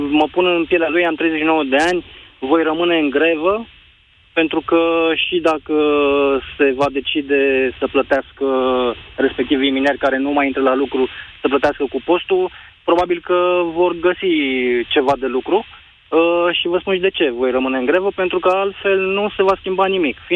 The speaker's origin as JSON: {"language": "Romanian", "town": "Pitești", "region": "Argeș", "country": "Romania", "said": "Bună ziua, Moise … sunt din Pitești."}